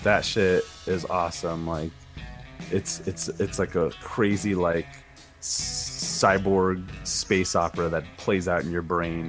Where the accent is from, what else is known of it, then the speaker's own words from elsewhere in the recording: United States; as an American